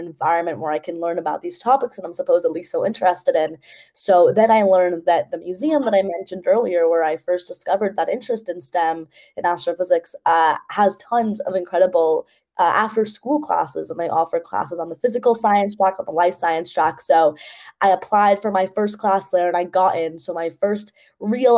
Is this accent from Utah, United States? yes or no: no; New York City, New York, United States; I grew up in New York City